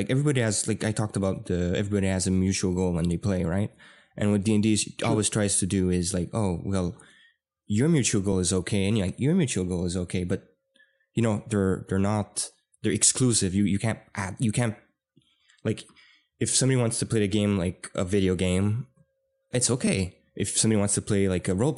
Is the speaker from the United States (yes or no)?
no; Canada; we're Canadian.